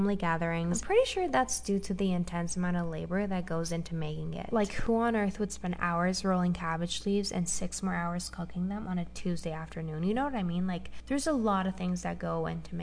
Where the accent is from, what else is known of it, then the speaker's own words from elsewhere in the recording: Romania; moved away as an adult; now in United States; I grew up in Romania. I'm half Romanian, half Hungarian, and I moved to the US 6 months ago.